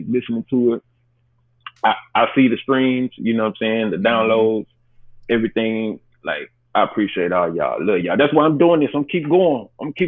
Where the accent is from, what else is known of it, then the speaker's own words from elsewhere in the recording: Memphis, Tennessee, United States; that's where I'm from, born and raised in Memphis, Tennessee